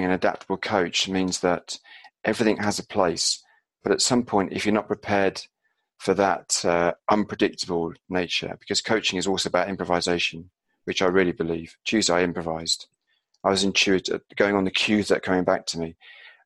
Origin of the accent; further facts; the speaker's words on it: Glastonbury, South West England, United Kingdom; I grew up near Glastonbury